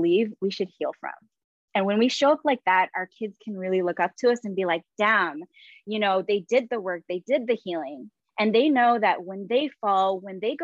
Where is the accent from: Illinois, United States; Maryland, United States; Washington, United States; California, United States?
California, United States; San Diego; also born or lived in San Francisco Bay Area, California; I arrived back to San Diego, my hometown.